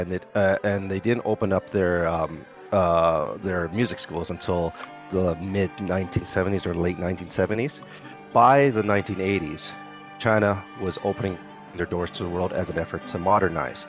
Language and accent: English; Calgary, Alberta, Canada; moved away as an adult; also born or lived in Ottawa / Pincher Creek / Toronto / Los Angeles; we were living in a small town called Pincher Creek. Then a year later, we moved to Calgary. That would have been 1980, and that's where I lived up until 1998